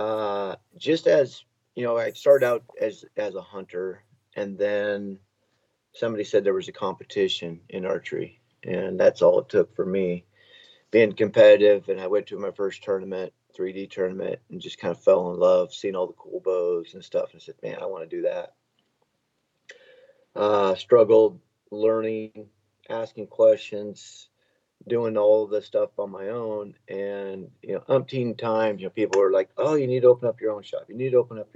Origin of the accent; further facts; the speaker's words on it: Oregon, United States; now in Washington, United States; I was born in Oregon. I moved to Washington, married for 29 years